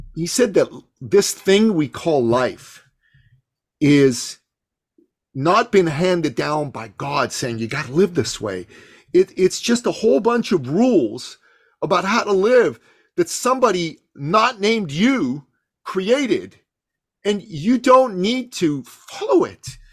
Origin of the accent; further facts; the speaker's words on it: Iran; moved away; also born or lived in Canada; I come from the Middle East. I'm, I'm from Iran